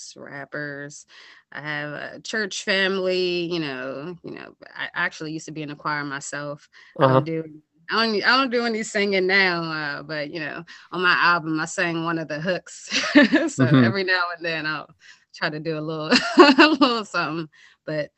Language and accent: English; Hyattsville, Maryland, United States; also born or lived in Silver Spring, Maryland; I've always been in Maryland, in Hyattsville. I was born in Silver Spring, but grew up PG County, went to Hyattsville and PG County schools just all my life